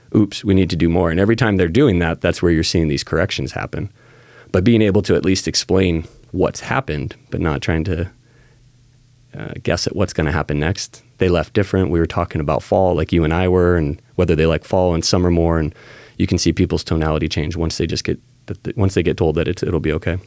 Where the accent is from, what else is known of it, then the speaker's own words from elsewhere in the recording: Salem, Oregon, United States; also born or lived in Lake Oswego, Oregon / Corvallis, Oregon; I was born and raised right here in Salem